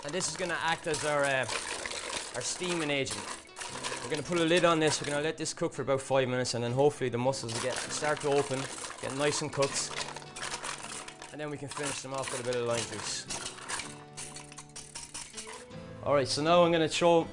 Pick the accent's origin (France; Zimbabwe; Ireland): Ireland; being Irish